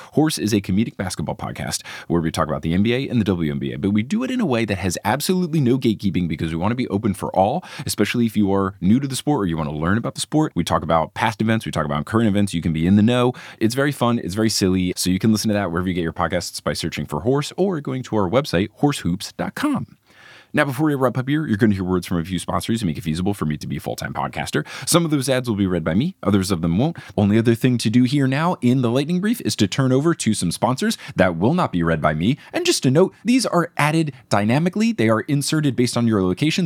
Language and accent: English; New Jersey, United States; also born or lived in Texas; now in New York City, United States; I was a kid growing up in New Jersey